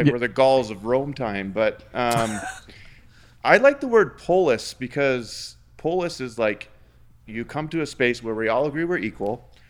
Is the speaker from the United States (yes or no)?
no; Canada; I'm Canadian